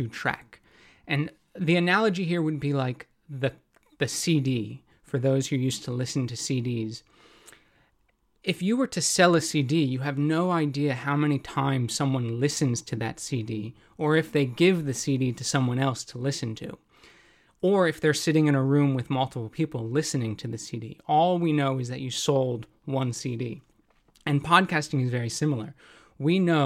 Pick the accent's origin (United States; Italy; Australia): United States; moved away as an adult; also born or lived in Cambodia / Hong Kong / Japan; now in London, United Kingdom; I'm an American